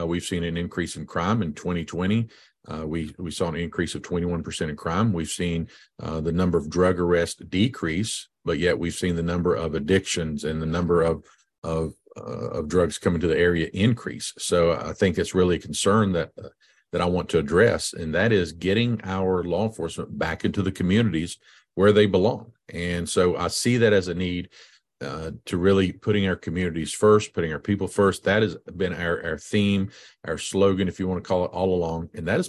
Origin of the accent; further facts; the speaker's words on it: Virginia, United States; I grew up over in Scott County and high school, went to school there at Emory. Yay, go EHC.